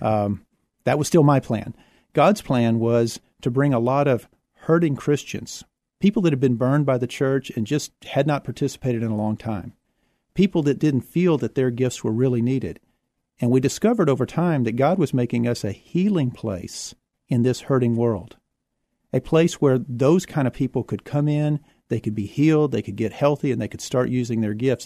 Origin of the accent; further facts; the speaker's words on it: Houston, Texas, United States; also born or lived in San Marcos, Texas; now in San Antonio, United States; I was born in Houston.